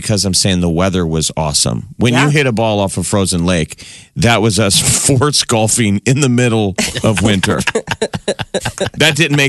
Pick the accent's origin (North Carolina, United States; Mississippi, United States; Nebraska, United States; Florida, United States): Nebraska, United States; Omaha; We grew up here in Omaha